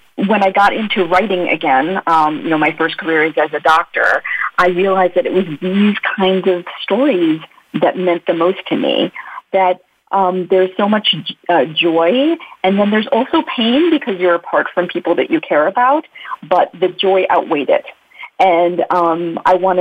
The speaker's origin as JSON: {"language": "English", "country": "United States", "tie": "born or raised there", "also_born_or_lived": "India", "said": "I immigrated to the U.S. as a baby. So I really grew up as an American."}